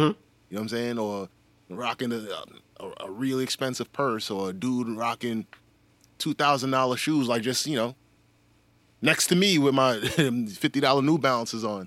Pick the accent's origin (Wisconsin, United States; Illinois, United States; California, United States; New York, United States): New York, United States; New York City; I'm from New York City